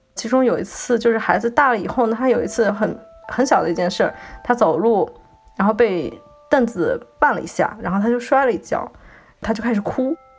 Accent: southern China, China; now in Shanghai, China; 我是南方人

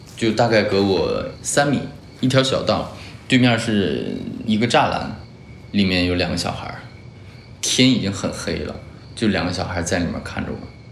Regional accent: Huadian, Jilin, China; now in Wuxi, China; 我来自东北吉林省华电视，现在在江苏无锡，是个体经营者

